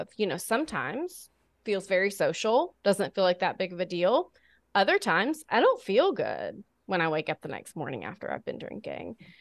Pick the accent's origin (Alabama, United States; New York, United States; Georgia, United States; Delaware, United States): Alabama, United States; born and raised in Alabama